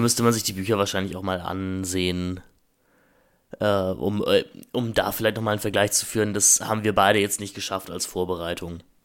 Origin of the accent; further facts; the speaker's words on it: Germany; wir werden als Deutsche